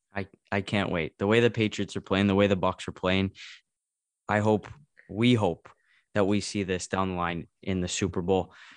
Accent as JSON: {"language": "English", "country": "Canada", "said": "as a Canadian talking to another Canadian"}